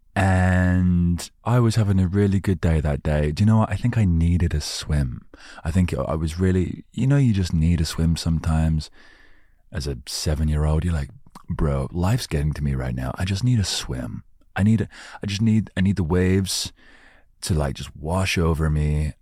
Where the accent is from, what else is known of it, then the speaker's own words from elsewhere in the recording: United Kingdom; I'm British